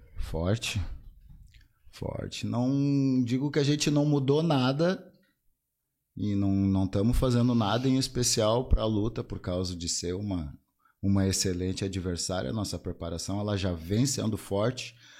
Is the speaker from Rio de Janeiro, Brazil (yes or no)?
no; Porto Alegre, Rio Grande do Sul, Brazil; now in Alvorada, Brazil; nasci em Porto, nasci em Porto e depois mudei para Alvorada, já tô há uns vinte e poucos anos lá